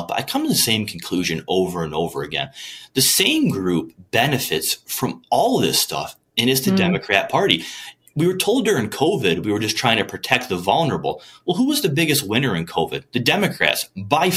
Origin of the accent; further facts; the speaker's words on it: Port Huron or Sandusky, Michigan, United States; where are you from? I'll mention like Port Huron or Sandusky, Michigan.